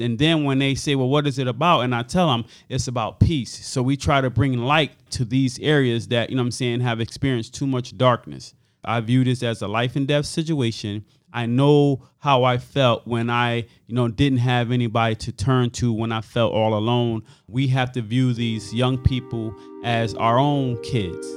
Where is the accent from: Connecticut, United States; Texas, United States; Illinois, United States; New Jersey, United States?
Connecticut, United States; Hartford; I grew up on Earl Street, and Earl Street, I would say, in the early seventies